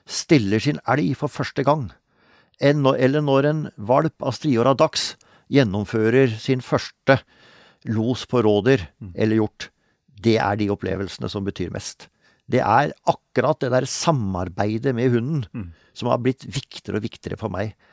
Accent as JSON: {"language": "Norwegian", "region": "Telemark", "country": "Norway", "tie": "born or raised there", "said": "Eh, i, eh, i sørøstlig delen av Hardangervidda, altså nord for Møsvann. Så det var egentlig der jeg vokste opp."}